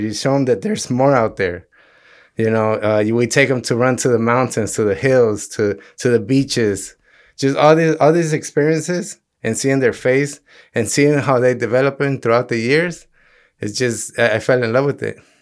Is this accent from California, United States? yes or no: yes; Los Angeles, California, United States; growing up in South Central